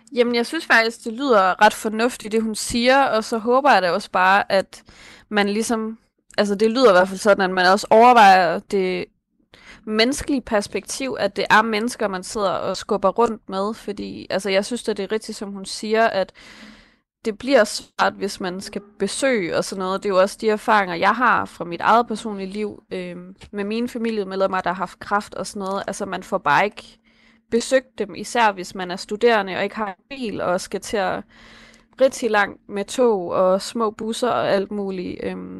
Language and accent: Danish; Esbjerg, Southern Denmark, Denmark; nu kommer jeg selv fra Esbjerg